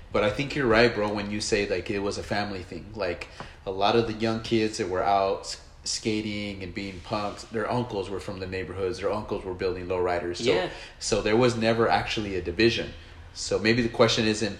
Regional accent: Los Angeles, California, United States; some of my friends that I grew up with in Encereno

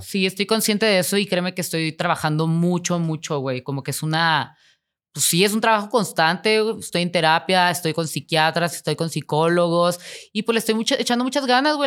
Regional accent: Tijuana, Baja California, Mexico; moved away; yo voy a regresar y voy a vivir en mi pueblito

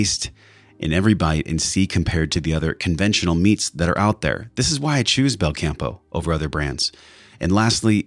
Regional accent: San Diego, California, United States; a Bachelor of Science from SDSU, my hometown

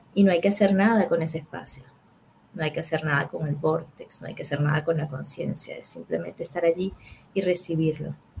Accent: Venezuela

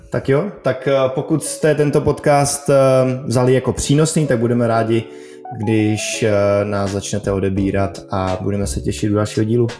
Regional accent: Czechia; my jako Češi jsme poměrně zíčkaný národ

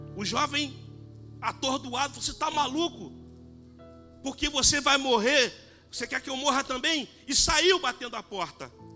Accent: Brazil; Sou brasileiro

